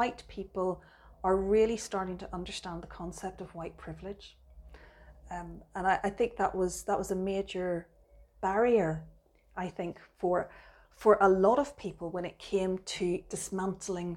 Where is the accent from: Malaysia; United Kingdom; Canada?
United Kingdom; Belfast, Northern Ireland; I grew up in Belfast